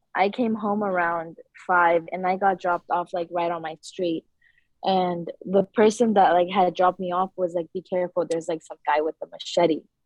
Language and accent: English; San Rafael, California, United States; I grew up in Centerville in the canal area, and I've been living there since my whole life